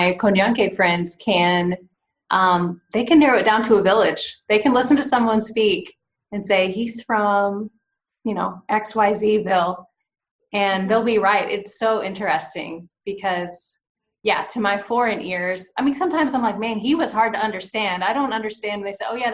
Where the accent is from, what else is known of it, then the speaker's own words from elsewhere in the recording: Oklahoma, United States; moved away; also born or lived in Arkansas; I grew up in Oklahoma, went to school in Arkansas